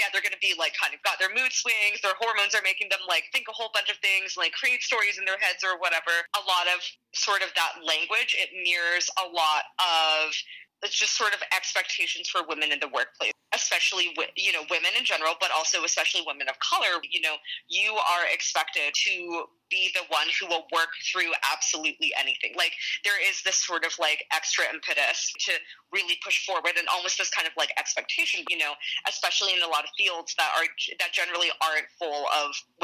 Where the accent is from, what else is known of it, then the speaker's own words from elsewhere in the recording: Vancouver, British Columbia, Canada; I grew up in Vancouver, actually.